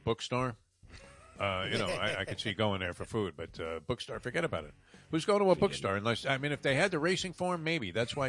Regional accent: New York, United States; also born or lived in Los Angeles; now in South Florida, United States; growing up in New York, and then I drove in L.A.

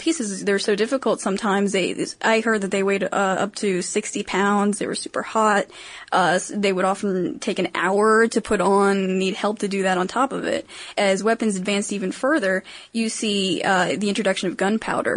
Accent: Maryland, United States; I'm from Maryland

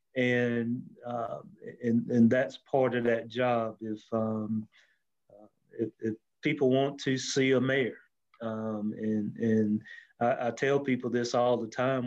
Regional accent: Anderson, South Carolina, United States; born and raised in Anderson

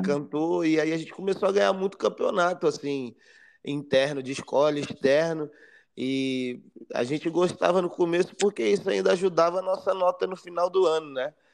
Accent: Brasília, Federal District, Brazil; moved away as an adult; now in Rio de Janeiro, Brazil; eu nasci no Rio de Janeiro, com dois anos eu fui para Brasília junto com a minha família.

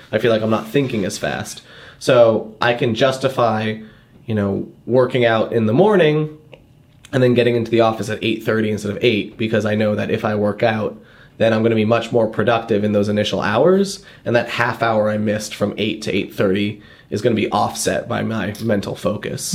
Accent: Boston, Massachusetts, United States; I grew up around Boston

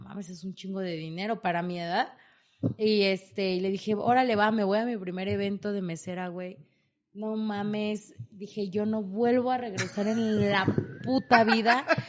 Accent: Tlalnepantla, State of Mexico, Mexico; moved away as an adult; soy de Tlalnepantla

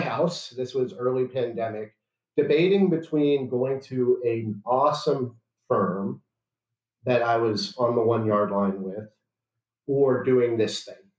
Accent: Chicago, Illinois, United States; moved away as an adult; also born or lived in Washington, D.C.; I'm from Chicago, and I'm barred in Illinois.

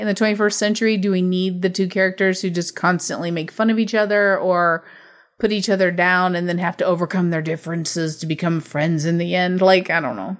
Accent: United States; I'm from America

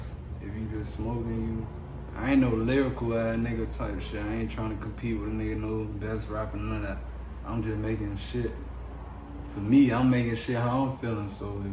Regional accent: Miami, Florida, United States; also born or lived in Georgia; Oh, yeah, I mean, I'm from Miami. Moved to Citrus. Moved a lot of LA. Moved back to Citrus. Moved back to Dade. Moved to GA.

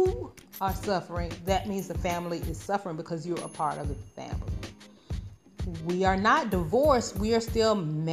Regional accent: Arkansas, Georgia, United States; moved away as an adult; now in Qatar; I'm from Georgia in the United States. So, and Arkansas.

